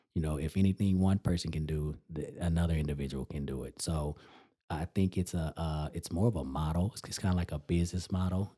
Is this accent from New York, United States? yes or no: no; Amarillo, Texas, United States; my hometown